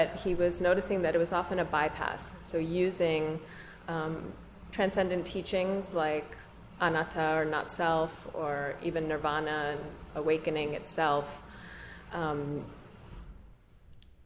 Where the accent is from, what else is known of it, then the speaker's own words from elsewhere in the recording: Ethiopia; also born or lived in Eritrea; now in Brooklyn, United States; I was born in Ethiopia.